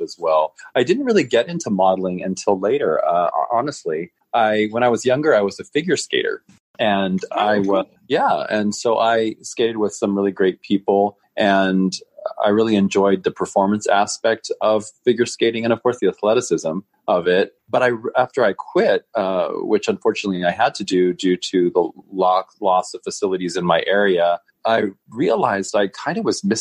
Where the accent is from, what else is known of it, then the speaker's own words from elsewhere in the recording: Reno, Nevada, United States; I'm from Reno, Nevada. born and raised